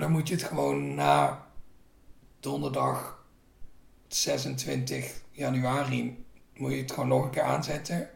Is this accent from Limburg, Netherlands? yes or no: yes; North Limburg, Netherlands; moved away; ik ben eens dus opgegroeid in Noord-Limburg, waar je heel veel glastuinbouw hebt